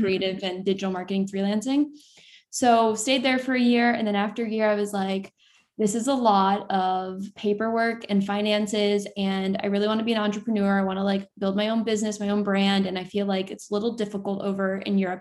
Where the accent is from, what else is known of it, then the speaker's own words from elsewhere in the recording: Sarasota, Florida, United States; moved away as an adult; now in New York City, United States; I'm originally from Florida, uh, Sarasota, Florida